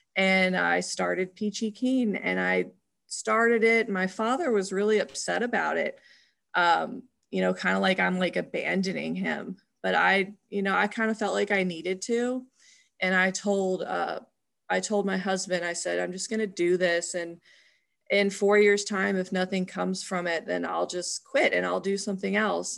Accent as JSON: {"language": "English", "town": "Louisville", "region": "Kentucky", "country": "United States", "tie": "born or raised there", "also_born_or_lived": "Memphis, Tennessee", "said": "we actually moved to Louisville, Kentucky"}